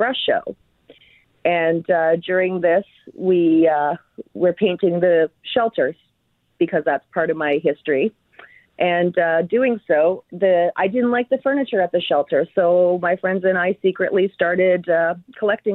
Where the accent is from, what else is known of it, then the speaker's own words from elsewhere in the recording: Winnipeg, Manitoba, Canada; I knew that I came from Winnipeg